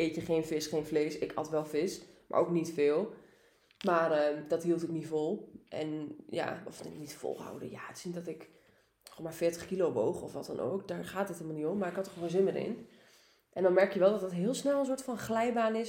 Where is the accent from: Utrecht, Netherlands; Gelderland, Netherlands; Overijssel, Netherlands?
Overijssel, Netherlands; Almelo; ik kom uit Almelo